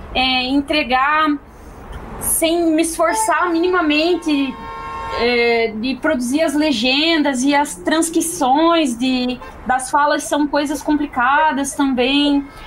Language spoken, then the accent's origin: Portuguese; Santa Catarina, Brazil; sou de Santa Catarina